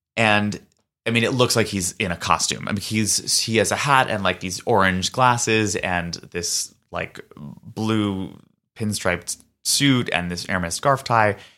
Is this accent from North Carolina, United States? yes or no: no; New York City, New York, United States; growing up in New York City